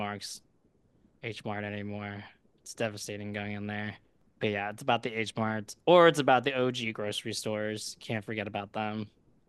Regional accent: Malaysia; now in United States; I'm Malaysian, so you didn't ask, but like I love Malaysian food

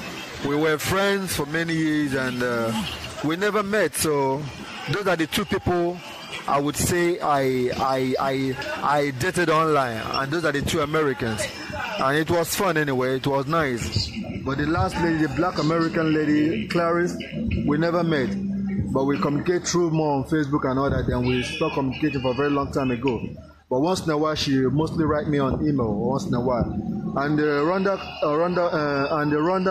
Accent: Imo, Nigeria; I'm Igbo by tribe, and I hail from Imo State, in the eastern part of Nigeria.

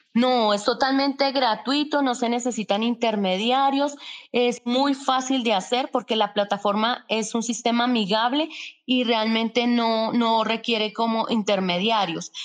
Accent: Colombia

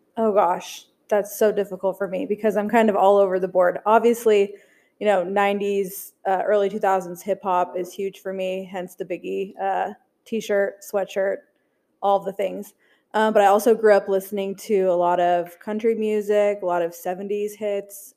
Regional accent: Alaska, United States; moved away; I grew up in Alaska, so their concerts were few and far between

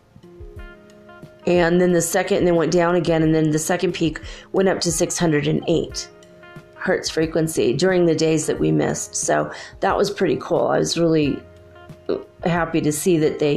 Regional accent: California, United States; moved away as an adult; now in Ecuador; I'm from California

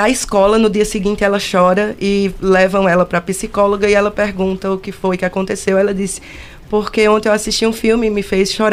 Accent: Campina Grande, Paraíba, Brazil; Eu Na sou de Campina Grande. Campina Grande, Paraíba.

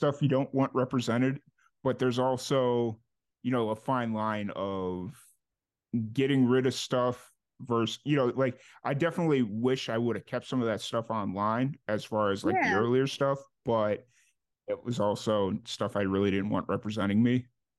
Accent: Chicago, Illinois, United States; when I was growing up in Chicago

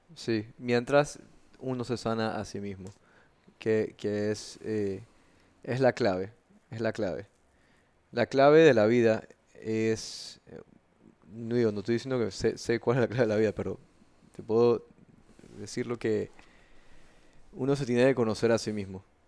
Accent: Panama; yo sea panameño, eh, soy panameño, me siento panameño

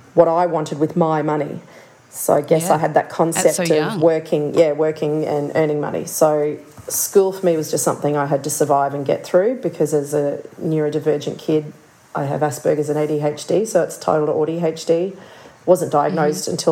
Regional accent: Toowoomba, Queensland, Australia; I was born in Toowoomba up in Jaibal, Jarawa country

